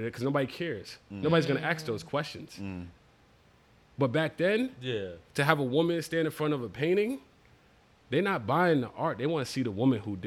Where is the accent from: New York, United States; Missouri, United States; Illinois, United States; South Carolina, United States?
New York, United States; New York City